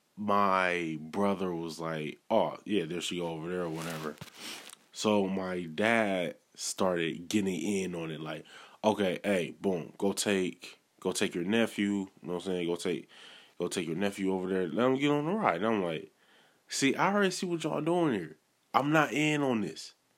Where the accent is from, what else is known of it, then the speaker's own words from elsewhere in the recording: Milwaukee, Wisconsin, United States; I'm originally from Milwaukee